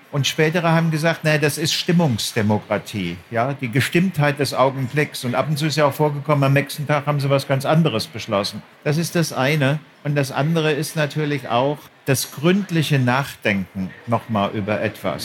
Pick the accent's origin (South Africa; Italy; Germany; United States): Germany; also born or lived in Frankfurt am Main / Bad Nauheim / Berlin; als Deutscher